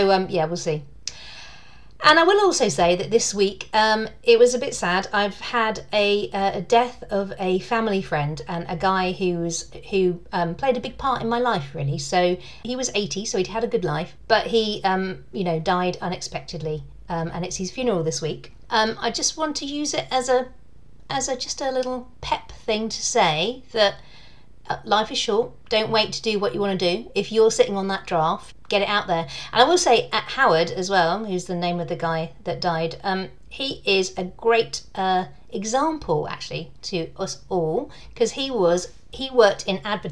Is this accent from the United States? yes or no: no; United Kingdom